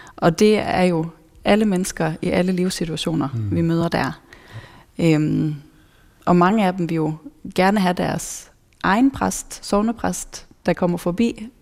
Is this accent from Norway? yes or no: yes; Norway; now in Denmark; jeg er nordmand